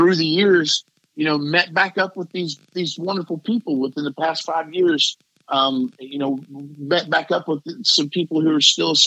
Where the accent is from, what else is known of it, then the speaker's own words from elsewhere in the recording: Bristol, Tennessee, United States; I grew up in Bristol, Tennessee, right there at Bristol Motor Speedway.